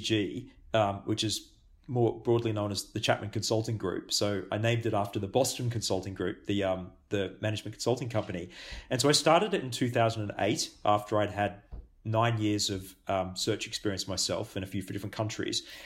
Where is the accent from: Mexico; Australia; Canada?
Australia; also born or lived in Singapore / Japan; now in New Zealand; I'm Australian born